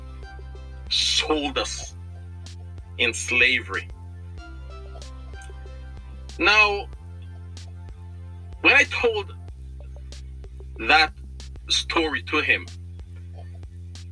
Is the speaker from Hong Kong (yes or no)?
no; Jamaica; I'm Jamaican